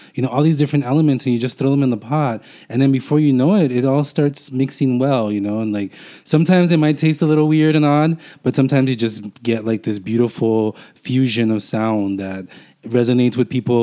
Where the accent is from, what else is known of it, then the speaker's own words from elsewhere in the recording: Los Angeles, California, United States; I was born and raised in Boyle Heights.